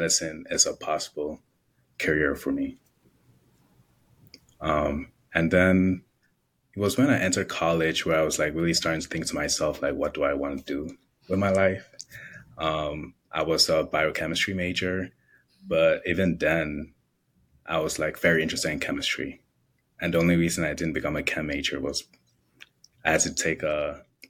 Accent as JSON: {"language": "English", "town": "Chicago", "region": "Illinois", "country": "United States", "tie": "born or raised there", "said": "I grew up in Chicago."}